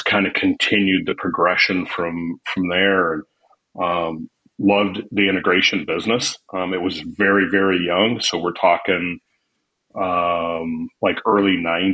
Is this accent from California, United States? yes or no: no; Casper, Wyoming, United States; moved away as an adult; also born or lived in Arizona / Billings, Montana; Born and raised in Wyoming, Casper, Wyoming